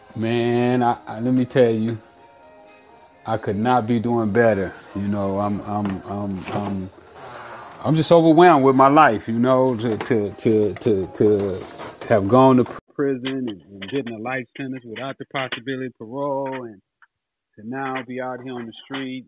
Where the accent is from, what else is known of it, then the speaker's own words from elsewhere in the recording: Los Angeles, California, United States; growing up on Figueroa where the hose was